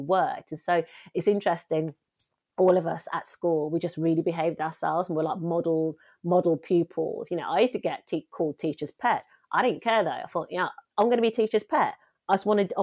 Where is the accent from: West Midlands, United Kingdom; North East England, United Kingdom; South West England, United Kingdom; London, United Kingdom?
West Midlands, United Kingdom; Wednesbury; also born or lived in West Bromwich; I'm from Wensbury.